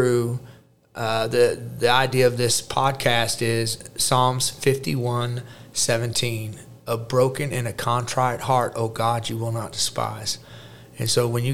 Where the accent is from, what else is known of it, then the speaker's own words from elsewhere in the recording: Jefferson City, Missouri, United States; also born or lived in St. Louis, Missouri; I was born in St. Louis, Missouri, raised in Jeff City, Missouri.